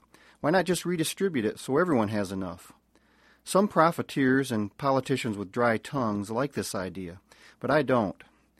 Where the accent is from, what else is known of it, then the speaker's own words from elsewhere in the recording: Michigan, United States; My home state of Michigan is almost entirely within the Great Lakes Basin.